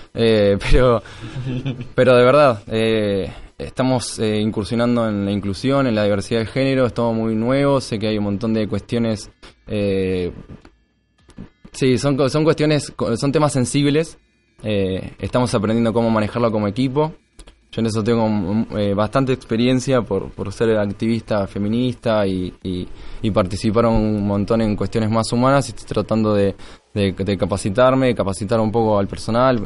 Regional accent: Tres Arroyos, Buenos Aires Province, Argentina; moved away as an adult; now in Tandil, Argentina; en realidad soy de Tres Arroyos, que queda 200 kilómetros, y me fui a ir a Tandil porque Tres Arroyos no, había ni universidad

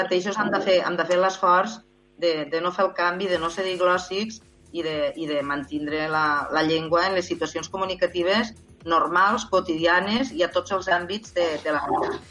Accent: Terres de l'Ebre, Catalonia, Spain

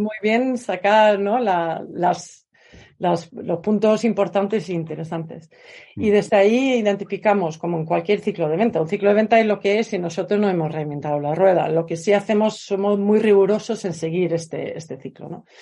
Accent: Sweden; moved away as an adult; now in Spain; vivo en España, soy sueca de origen y vivo en España desde hace casi 30 años

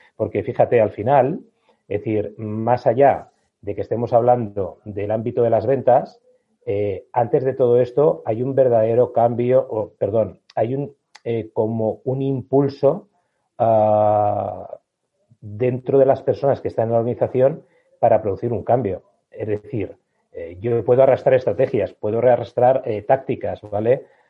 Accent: Spain; Estamos en España, somos latinos

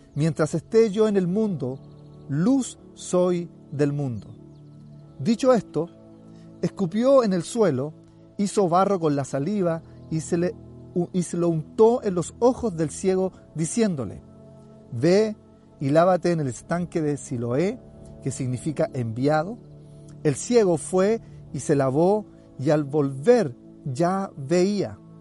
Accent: Chile

